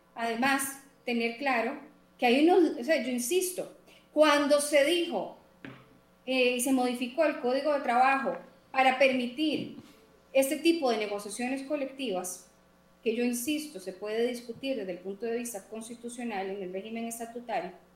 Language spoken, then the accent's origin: Spanish; Costa Rica; yo como costarricense